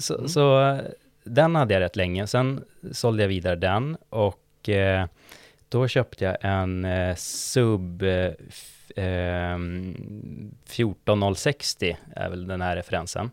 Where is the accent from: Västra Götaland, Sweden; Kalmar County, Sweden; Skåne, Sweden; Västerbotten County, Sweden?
Västerbotten County, Sweden; Umeå; moved away as an adult; now in Stockholm, Sweden; Jag, jag är från Umeå ursprungligen, eh, bott i Stockholm i sju år ungefär.